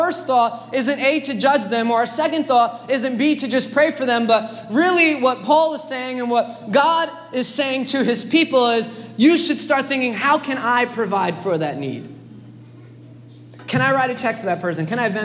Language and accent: English; New York City, New York, United States; as a New Yorker